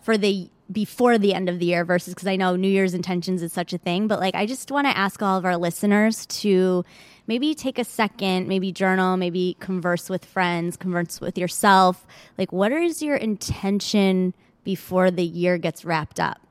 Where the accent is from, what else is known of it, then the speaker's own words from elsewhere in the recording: Michigan, United States; now in Los Angeles, United States; I grew up in Michigan, and then I came back